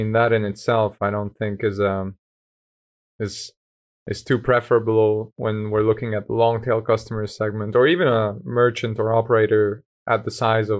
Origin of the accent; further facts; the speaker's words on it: Kecskemét, Bács-Kiskun, Hungary; English is a second language; now in Budapest, Hungary; I moved to Budapest from Kecskemét, which is a town in south of Hungary